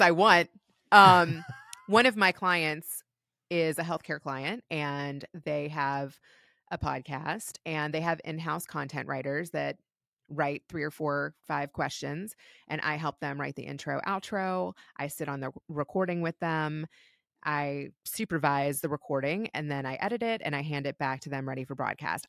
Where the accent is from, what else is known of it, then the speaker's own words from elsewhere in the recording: Kentucky, United States; moved away as an adult; also born or lived in Los Angeles; I ended up back in Kentucky after L A because my husband got a job at G E back in my hometown